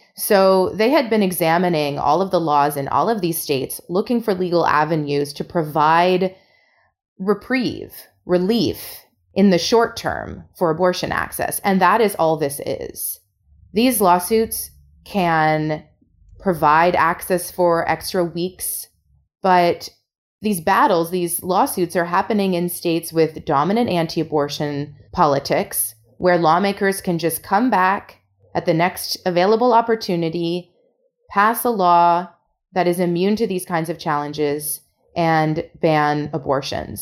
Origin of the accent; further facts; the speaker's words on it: Canada; as a Canadian